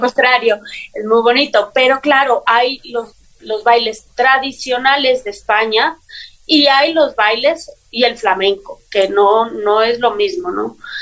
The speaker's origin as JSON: {"language": "Spanish", "town": "Quito", "region": "Pichincha", "country": "Ecuador", "tie": "born or raised there", "said": "yo eh, nací en Quito, soy ah. quiteña"}